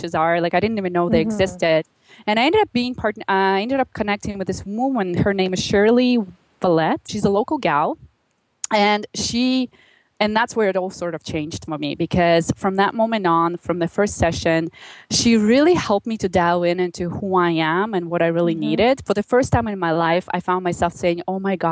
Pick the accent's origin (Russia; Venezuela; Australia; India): Russia; Magadan, Magadan Oblast; moved away as an adult; now in Canada; I grew up in Russia in a very small town called Magadan.